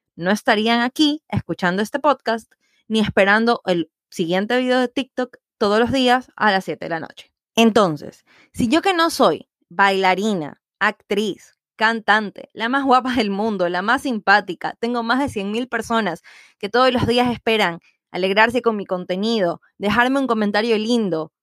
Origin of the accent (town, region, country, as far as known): Ecuador